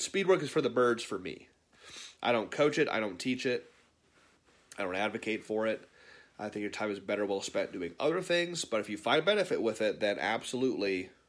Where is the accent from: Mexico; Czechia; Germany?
Mexico; Baja California; If it's any consolation, I'm from Baja, California. I just live there for now.